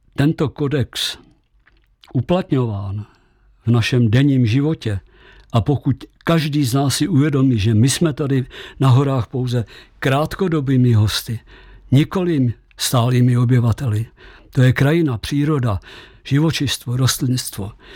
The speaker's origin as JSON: {"language": "Czech", "town": "Česká Třebová", "region": "Pardubice Region", "country": "Czechia", "tie": "born or raised there", "also_born_or_lived": "Krkonoše", "moved": "as an adult", "said": "já jsem rodákem z České Třebové"}